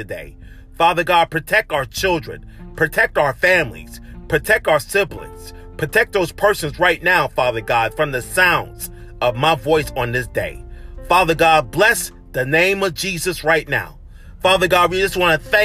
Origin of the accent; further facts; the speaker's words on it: Charleston, South Carolina, United States; moved away; That's my hometown, Charleston, South Carolina